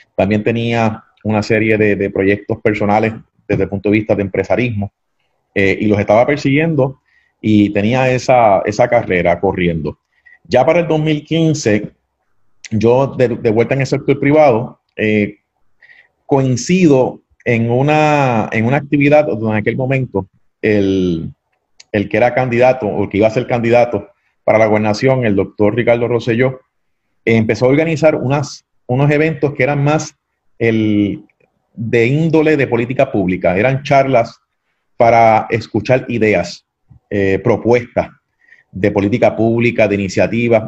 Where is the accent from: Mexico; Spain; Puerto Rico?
Puerto Rico; Ponce; also born or lived in Mayagüez; soy ponceño, nacido y criado en la ciudad señorial, la Perla